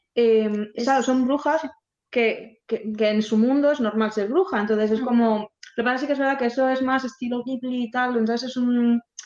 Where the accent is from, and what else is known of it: Basque Country, Spain; born or raised there